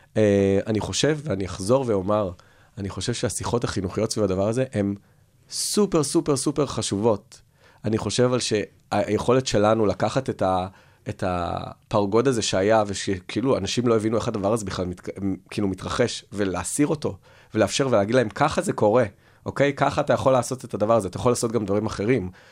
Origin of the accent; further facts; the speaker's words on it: Tel Aviv, Tel Aviv District, Israel; אני תל אביבי, אבל מירושלים